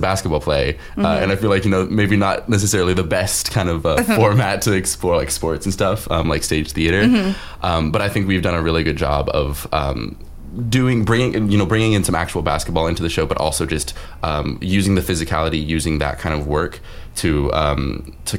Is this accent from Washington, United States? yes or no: yes; Seattle, Washington, United States; also born or lived in San Francisco Bay Area, California; I'm originally from Seattle, Washington